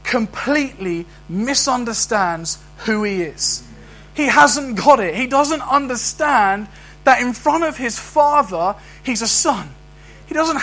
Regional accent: London, United Kingdom; I can try and act like an Aberdonian, but I'm a Londoner. And that's my identity, regardless.

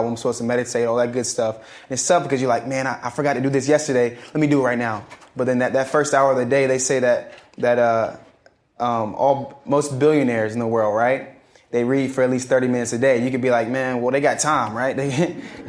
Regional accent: Charleston, South Carolina, United States; also born or lived in Atlanta, Georgia; my hometown is Charleston, South Carolina.

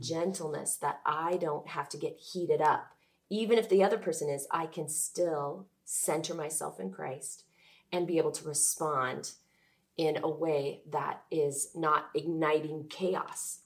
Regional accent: Oregon, United States; I'm from Oregon, Ergo, I grew up a Blazers fan

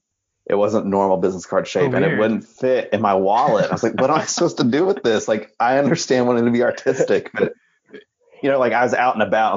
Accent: Oklahoma, United States; moved away as an adult; also born or lived in North Texas; I'm from Oklahoma originally, but like I said, I went to North Texas for my undergrad

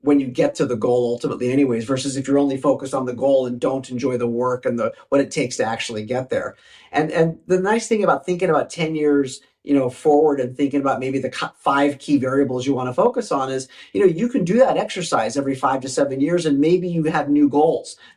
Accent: Southern California, United States; a teenage boy, you know, growing up in Southern California

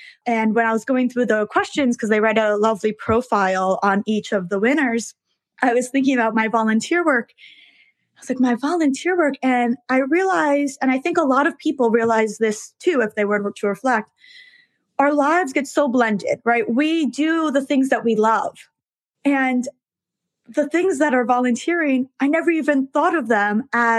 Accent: New York City, New York, United States; I was born and raised in New York, so I am one of those rare people who is a lifelong New Yorker in New York City.

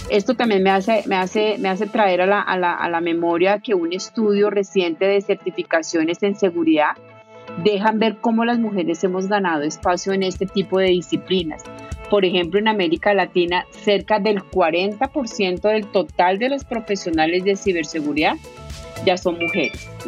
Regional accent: Colombia; un importante banco multinacional con sede en mi país Colombia

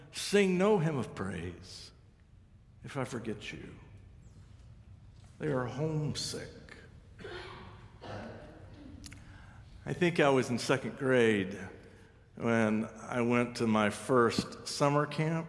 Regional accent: Kansas, United States; I'm from Kansas

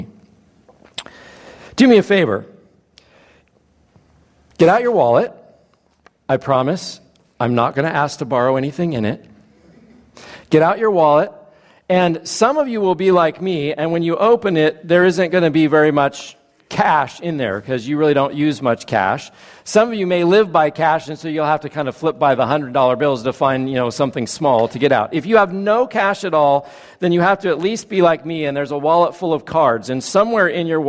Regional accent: Napa, California, United States; I grew up in Napa, not far from here

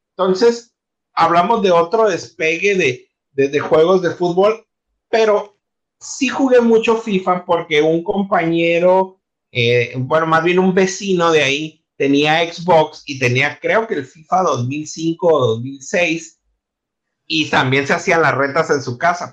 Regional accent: Ciudad Obregón, Sonora, Mexico; moved away as an adult; now in Mexicali, Mexico; Yo llegué a Mexicali hasta el 2012. Entonces, yo vengo de Ciudad Obregón

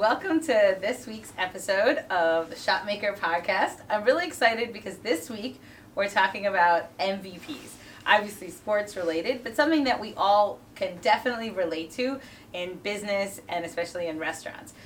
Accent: Philadelphia, Pennsylvania, United States; growing up in Philly

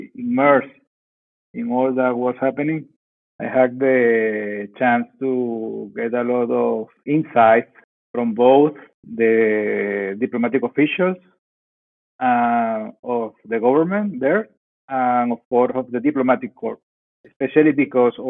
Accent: Venezuela; moved away as an adult; now in Baghdad, Iraq; I am from Venezuela

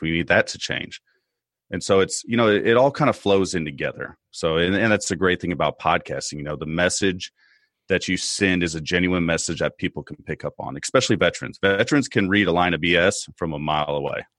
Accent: United States; as an American citizen

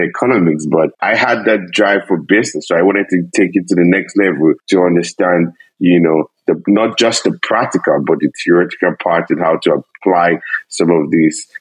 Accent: Nigeria; moved away as an adult; now in Canada; I'm originally from Nigeria

